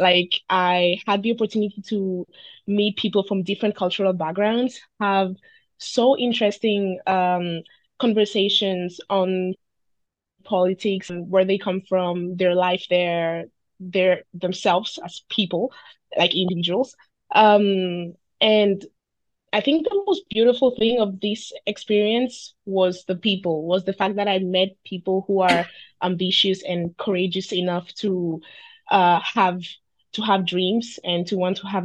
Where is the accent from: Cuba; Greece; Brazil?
Greece; I'm Nigerian, born and raised in Greece.